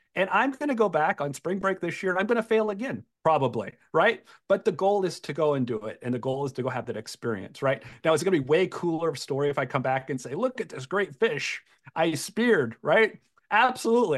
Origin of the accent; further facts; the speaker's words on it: Iowa, United States; we're all from Iowa